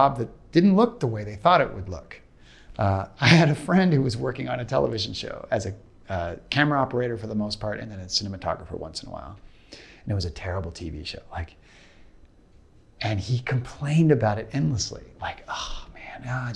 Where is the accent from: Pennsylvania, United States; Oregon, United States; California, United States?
Oregon, United States; Portland; now in Los Angeles, United States; I'm from Portland, Oregon initially, and I've lived all over the country